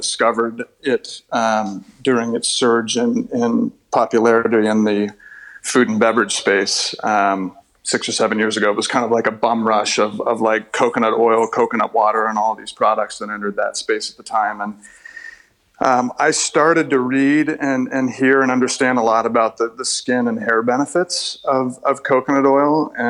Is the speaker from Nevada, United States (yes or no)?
no; Southern California, United States; born or raised there